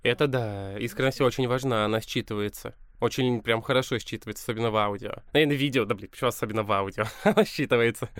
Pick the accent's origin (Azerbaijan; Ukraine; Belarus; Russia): Russia; Balakovo, Saratov Oblast; я из Балакова